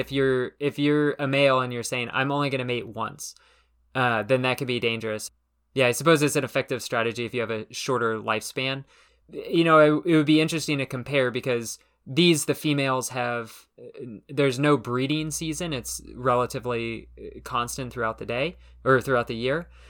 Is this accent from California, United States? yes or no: yes; Southern California, United States; I grew up in Southern California